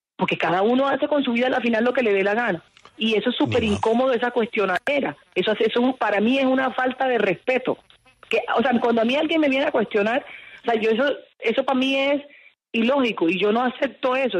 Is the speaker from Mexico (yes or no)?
no; Cartagena, Caribbean coast, Colombia; yo soy costeña